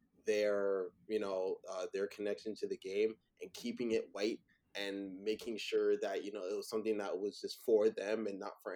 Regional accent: Toronto, Ontario, Canada; I was raised in Scarborough.

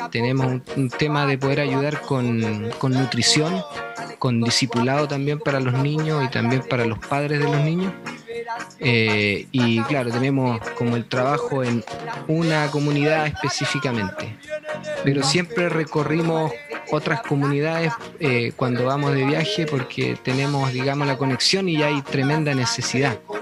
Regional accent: Calama, Antofagasta, Chile; moved away as an adult; also born or lived in Chuquicamata; now in North Carolina, United States; Me crié en Calama, me crié en Calama hasta los, hasta los 18 años, de ahí salí a estudiar

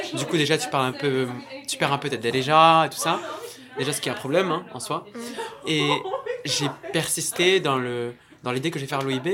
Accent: Agadir, Souss-Massa, Morocco; marocain, venant de Agadir.

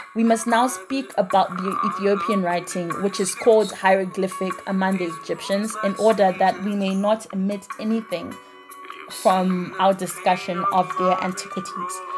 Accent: Zimbabwe; my home country, that is Zimbabwe

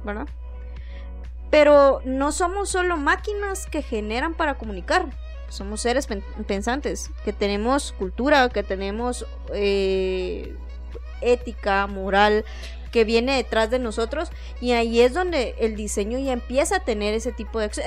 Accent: Guatemala; accent: capitalino; cada uno de nosotros como guatemaltecos

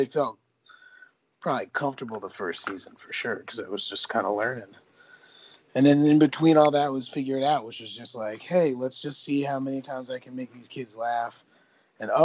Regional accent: New Jersey, United States; I'm from New Jersey

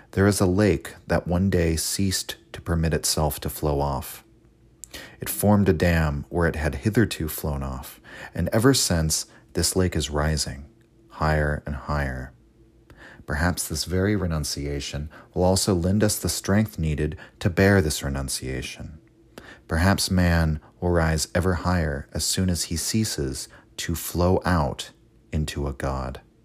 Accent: United States; as an American myself

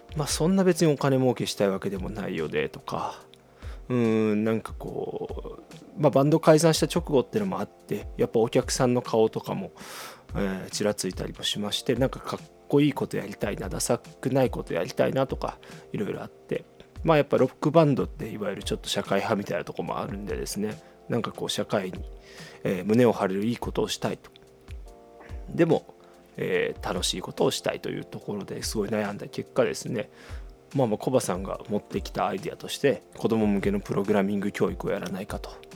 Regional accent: Shikoku, Tokushima, Japan; moved away as an adult; now in Fukuoka, Japan; もともとは四国の徳島出身なんですけど、大学から福岡に来まして

